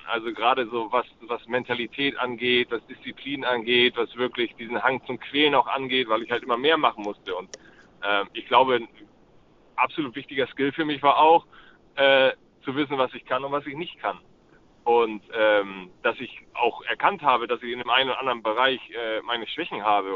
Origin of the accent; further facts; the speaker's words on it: Hamburg, Germany; in meiner Heimatstadt